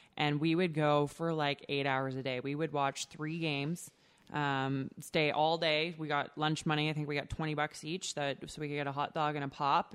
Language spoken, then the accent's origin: English; Canada